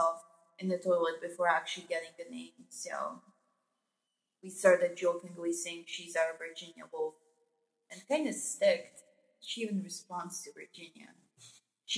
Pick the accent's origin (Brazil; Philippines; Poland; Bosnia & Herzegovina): Bosnia & Herzegovina; Sarajevo, Federation of Bosnia and Herzegovina; I was born in Sarajevo, but my parents are from the north